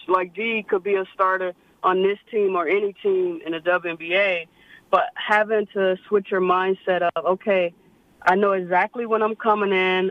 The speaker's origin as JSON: {"language": "English", "region": "Florida", "country": "United States", "said": "me being from Florida"}